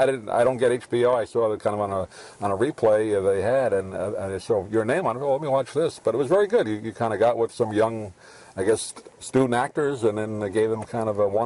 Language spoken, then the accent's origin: English; New York, United States; also born or lived in Floral Park, New York; now in Sarasota, United States; I grew up in New York